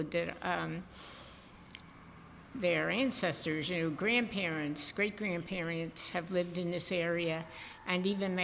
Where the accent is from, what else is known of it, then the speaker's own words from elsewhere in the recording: Philadelphia, Pennsylvania, United States; I grew up in North Philadelphia